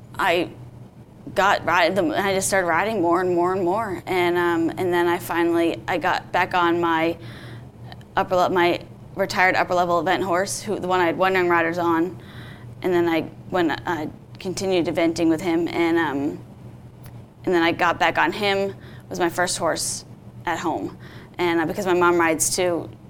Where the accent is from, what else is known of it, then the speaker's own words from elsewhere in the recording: Vermont, United States; I grew up in Vermont and I started riding when I was seven